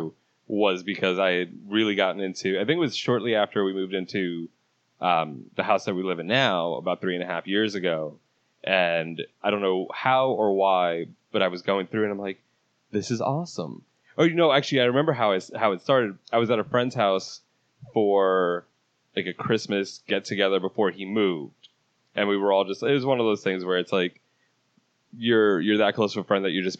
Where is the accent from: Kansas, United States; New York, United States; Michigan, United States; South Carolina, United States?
New York, United States; moved away; because I'm a New Yorker also, I've been down here for 8 years